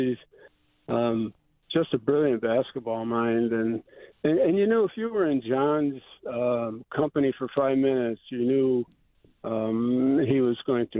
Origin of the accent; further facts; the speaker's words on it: Lyons, New York, United States; now in Buffalo, United States; Now, my wife Kathy and I, we're not Western New Yorkers, of course. We're from Lyons.